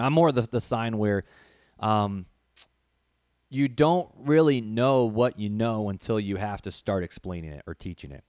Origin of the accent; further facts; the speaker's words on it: Northwest Indiana, United States; growing up in Northwest Indiana, um, there was a church